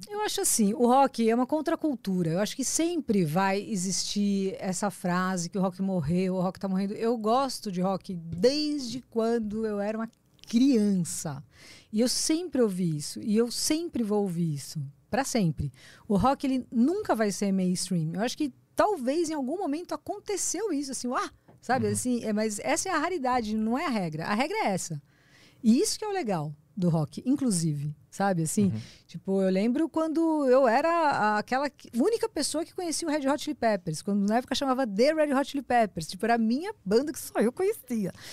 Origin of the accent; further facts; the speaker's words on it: Praia Grande, São Paulo, Brazil; eu cresci na Praia Grande